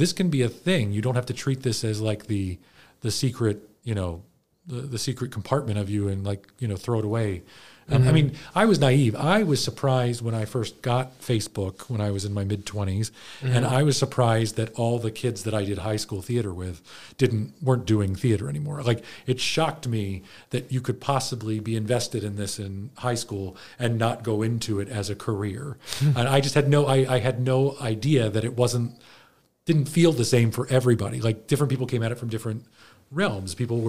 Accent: Baltimore, Maryland, United States; I grew up in Baltimore, or just mm-hmm. outside of Baltimore

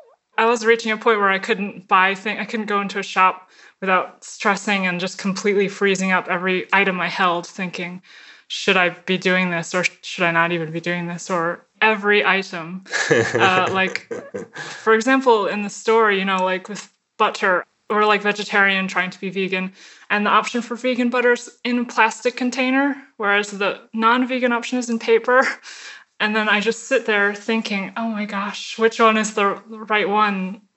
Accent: New Jersey, United States; now in Berlin, Germany; And I'm from New Jersey.

